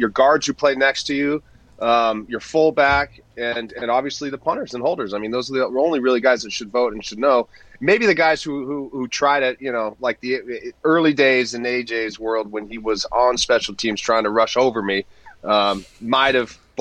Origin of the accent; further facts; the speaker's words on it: Southern California, United States; I came from SoCal, and a lot of the way I was just brought up